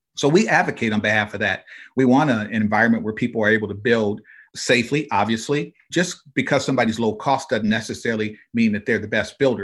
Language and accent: English; Flint, Michigan, United States; I grew up in Flint, Michigan